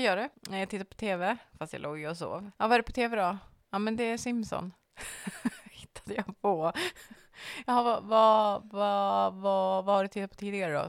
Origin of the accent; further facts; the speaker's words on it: Norrland, Sweden; jag ser mig också själv som en norrlänning.